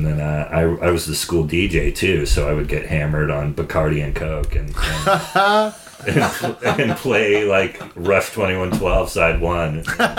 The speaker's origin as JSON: {"language": "English", "town": "Sonoma", "region": "California", "country": "United States", "tie": "born or raised there"}